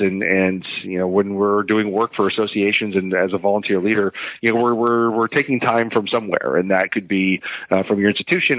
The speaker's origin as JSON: {"language": "English", "region": "Connecticut", "country": "United States", "tie": "born or raised there", "said": "I'm from Connecticut originally"}